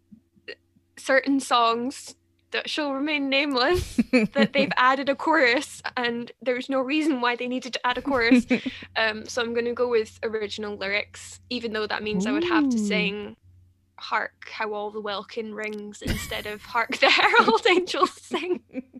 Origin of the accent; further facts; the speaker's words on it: Scotland, United Kingdom; I'm Scottish